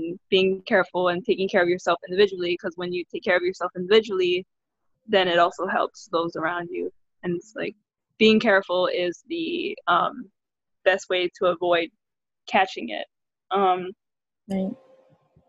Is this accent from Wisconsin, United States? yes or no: no; Hawaii, United States; We're both of us are born and raised in Hawaii, and we live on the island of Oahu